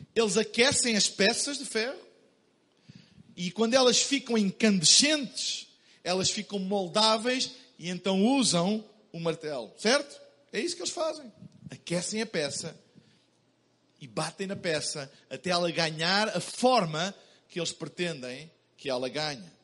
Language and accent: Portuguese; Portugal; Eu vim de Portugal